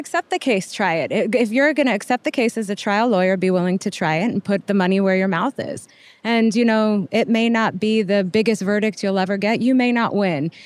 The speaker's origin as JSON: {"language": "English", "town": "El Paso", "region": "Texas", "country": "United States", "tie": "born or raised there", "also_born_or_lived": "Boston, Massachusetts / Lubbock, Texas", "moved": "as an adult", "said": "I'm from El Paso, Texas. I was born and raised there"}